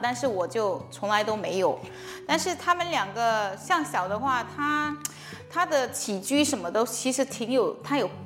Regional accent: China; moved away as an adult; also born or lived in Florida, United States / Illinois, United States; 我从小在国内长大，然后二十来岁的时候去美国读书

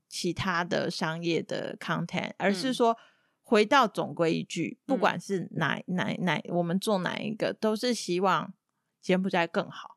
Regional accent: Taiwan; moved away as an adult; now in Cambodia; 我身为台湾人没有办法跟他们结婚

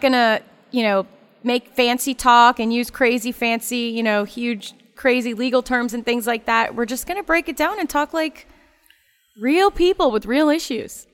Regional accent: Ocala, Florida, United States; growing up in Ocala

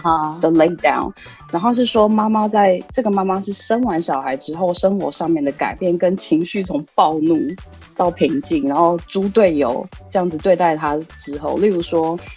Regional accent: Taiwan; now in Tokyo, Japan; 我台湾人

